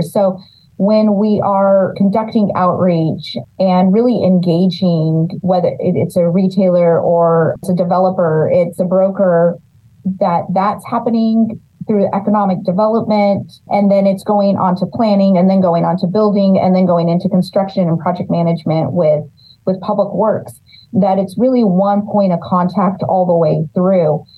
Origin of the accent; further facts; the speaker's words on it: Los Banos, California, United States; I'm born and raised in Los Banos.